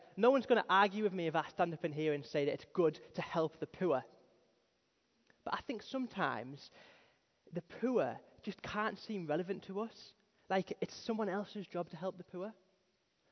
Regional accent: Darlington, North East England, United Kingdom; moved away as an adult; now in Stockton-on-Tees, United Kingdom; I'm from Darlington, which is a little bit posher than Teesside

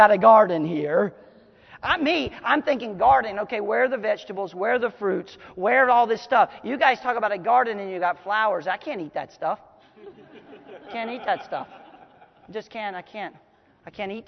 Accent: United States

